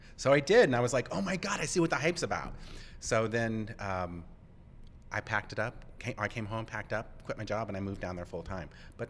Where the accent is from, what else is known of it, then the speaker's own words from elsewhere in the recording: Oregon, United States; also born or lived in Humboldt County, California; we came from Humboldt County, is where we learned to grow. So I'm from Oregon, so we're not from down there, but that's where we learned to grow.